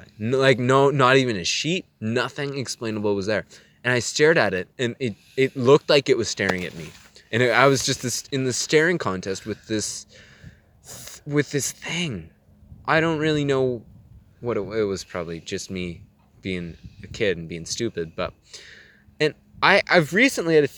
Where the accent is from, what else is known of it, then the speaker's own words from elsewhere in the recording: Canada; I'm Canadian